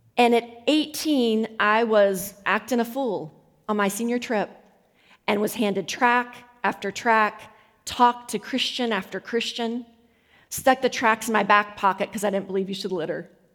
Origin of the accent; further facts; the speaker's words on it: United States; I come in as American